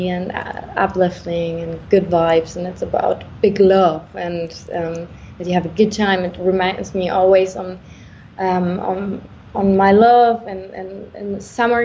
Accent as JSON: {"language": "English", "country": "Germany", "said": "I'm from Germany"}